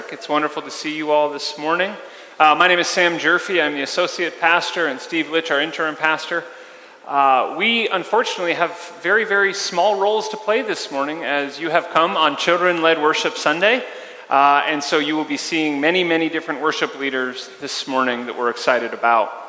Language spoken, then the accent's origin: English; Melbourne, Victoria, Australia; I'm from Melbourne in Australia. I'm on holiday visiting.